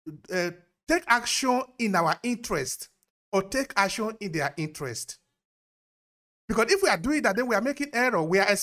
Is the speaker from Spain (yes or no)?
no; Ghana; now in Nigeria; which does not necessarily mean because I'm in Nigeria, because I am a Ghanaian. I am an African.